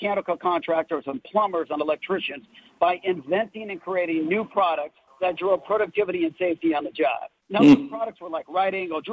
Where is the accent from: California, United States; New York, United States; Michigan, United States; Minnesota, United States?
California, United States; Los Angeles; I grew up in the Valley, grew up in Granada Hills